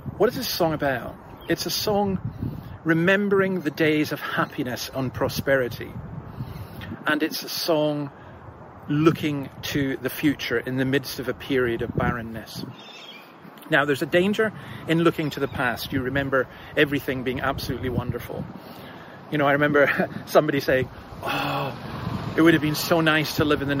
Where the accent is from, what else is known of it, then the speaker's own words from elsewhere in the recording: Scotland, United Kingdom; moved away; you may have gathered from my accent, I'm not from round here. I'm a Scot and I'm a Scottish Calvinist